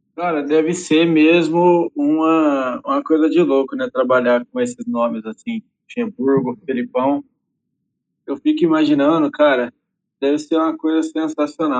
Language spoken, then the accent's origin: Portuguese; Franca, São Paulo, Brazil; eu sou daqui de Franca